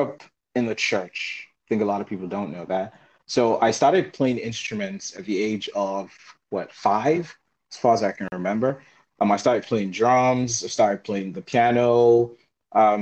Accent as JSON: {"language": "English", "country": "Nigeria", "moved": "as an adult", "lives_now": "China", "said": "I'm from Nigeria. I'm currently a doctorate student here at Jiangxi University of Finance and Economics"}